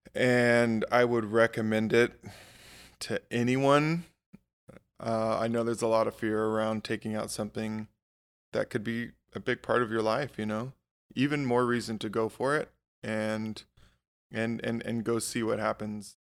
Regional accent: Hawaii, United States; moved away as an adult; also born or lived in Alaska; I, I grew up in Hawaii

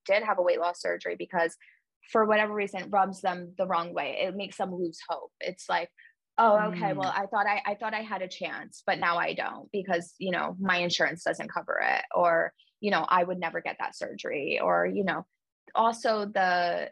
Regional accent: New York, United States; moved away as an adult; also born or lived in Mississippi; now in Washington, D.C., United States; so I'm from New York, but I'm from like a small town right outside of the city. So when you grow up in a small town

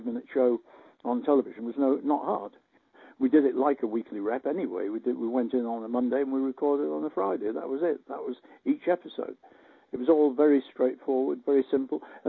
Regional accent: Blackpool, North West England, United Kingdom; in Blackpool, surprisingly, in my hometown

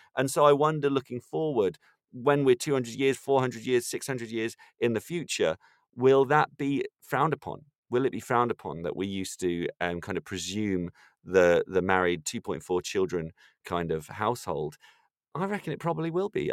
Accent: Ireland; now in London, United Kingdom; I'm from Ireland

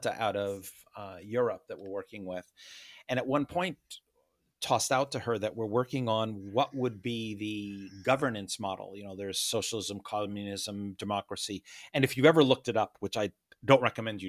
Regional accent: United States; I am an American. That's nothing to say that I'm not. I was born here

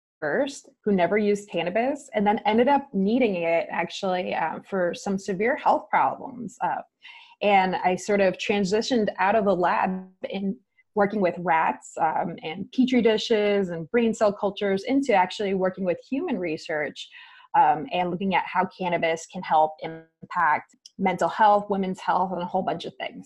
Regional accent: New Jersey, United States; moved away; also born or lived in Texas / California; in New Jersey, where I'm from

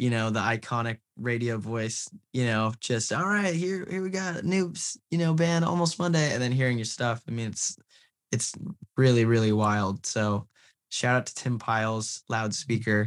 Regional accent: San Diego, California, United States; we're from San Diego

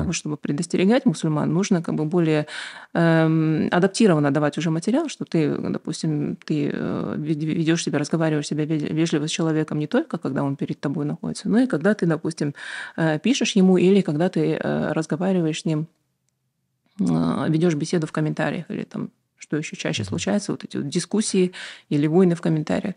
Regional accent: Aktobe, Aktobe Region, Kazakhstan; also born or lived in United States; я родилась в Актубе, училась в обычной школе, а потом э, поехала в Штаты

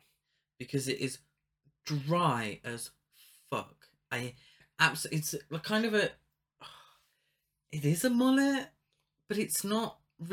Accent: United Kingdom; we're British

